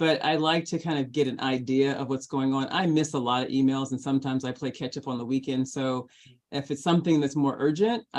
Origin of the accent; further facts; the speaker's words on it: Los Angeles, California, United States; I'm also fortunate enough to have been born and raised in Los Angeles and gone to school here